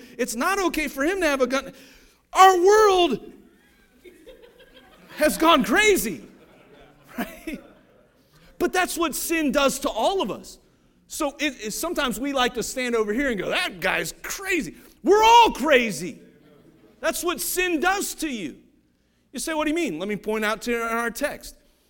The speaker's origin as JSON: {"language": "English", "region": "Ohio", "country": "United States", "said": "I just saw today, I'm from Ohio, I just saw today, this happened like this week."}